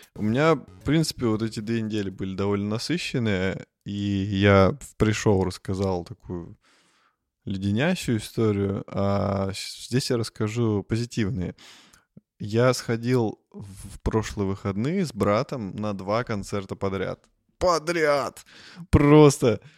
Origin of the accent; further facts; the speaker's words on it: Russia; мы из России